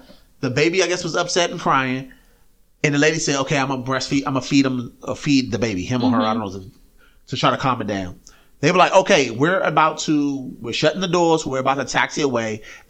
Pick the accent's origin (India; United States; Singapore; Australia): United States; Tennessee; lived down in Tennessee.